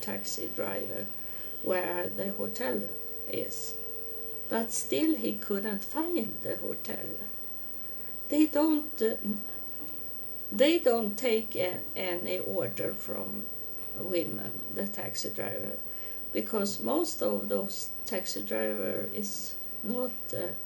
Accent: Sweden; English is a second language; I'm from Sweden

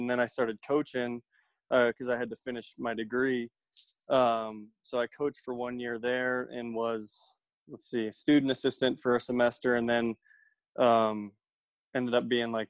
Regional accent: Medford, Oregon, United States; moved away as an adult; now in Utah, United States; I grew up in Medford, Oregon.

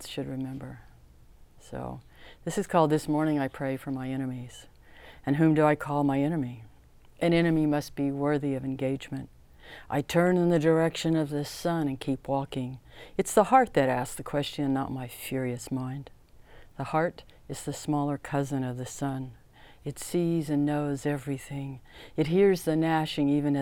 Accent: Tulsa, Oklahoma, United States; I grew up in Tulsa, Oklahoma, which is west of our homelands.

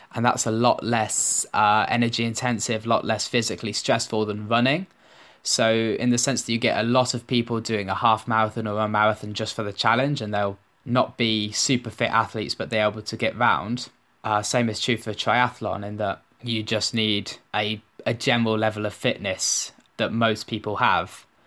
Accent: Birmingham, West Midlands, United Kingdom; I grew up in Birmingham

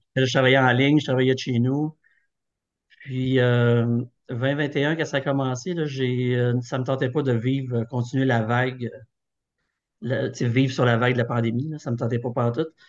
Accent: Thetford Mines, Quebec, Canada; je suis originaire de Thetford

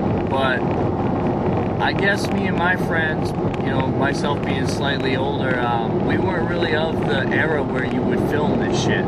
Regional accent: Newburyport, Massachusetts, United States; I grew up in Newburyport. Well, we all did. We grew up in Newburyport, Massachusetts.

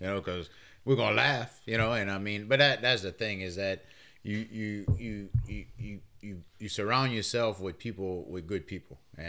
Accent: Louisiana, United States; as a Cajun and the way we grew up over here

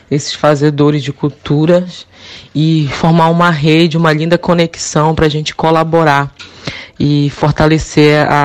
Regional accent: Juruti, Pará, Brazil; o Festival de Juruti, o Festribal, que é a minha cidade, de onde eu sou

